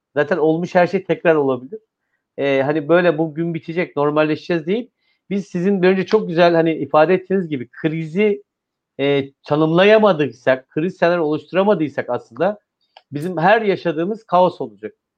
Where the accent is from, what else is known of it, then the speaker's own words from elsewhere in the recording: İzmir, Turkey; ben bir İzmirli olarak, bir veli olarak